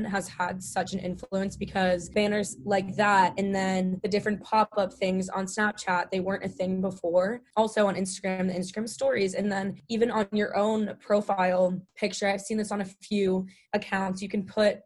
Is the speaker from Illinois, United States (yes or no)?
no; Pennsylvania, United States; moved away; also born or lived in Pittsburgh, Pennsylvania; I am from Pennsylvania